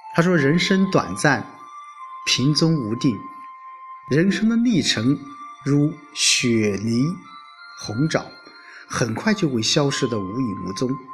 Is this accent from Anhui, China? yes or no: yes; Lu'an, Anhui, China; now in Xuancheng, China; 回了一次老家。呃，我出生的地方